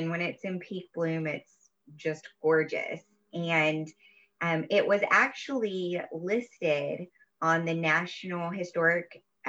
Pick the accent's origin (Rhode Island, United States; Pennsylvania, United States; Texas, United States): Texas, United States; East; also born or lived in Nacogdoches, Texas / Florida; I grew up in East Texas in a small town outside of Tyler, where we would come to Tyler all the time to shop and do entertainment things. I went to school at Stephen F. Austin, which is in Nacogdoches